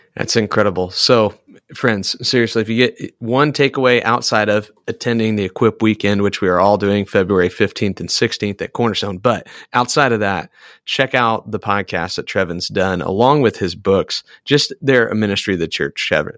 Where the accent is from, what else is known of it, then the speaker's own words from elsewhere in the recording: Iowa, United States; I am an Iowan and I'm an American.